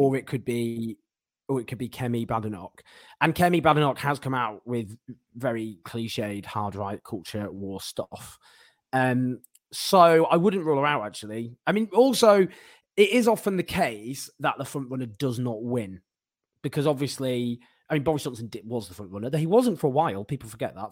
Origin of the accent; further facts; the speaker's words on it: Stockport, North West England, United Kingdom; I am from Stockport